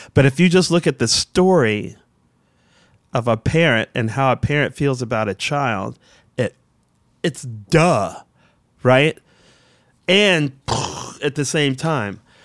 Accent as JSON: {"language": "English", "town": "Washington", "region": "District of Columbia", "country": "United States", "said": "I'm from Southeast Washington, I'm a black dude from Southeast Washington"}